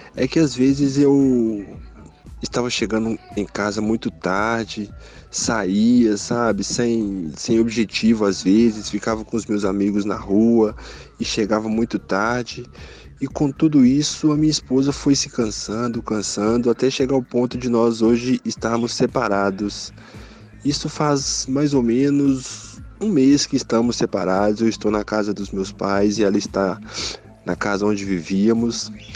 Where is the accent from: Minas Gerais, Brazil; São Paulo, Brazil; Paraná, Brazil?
Minas Gerais, Brazil; Contagem; sou de Contagem, Minas Gerais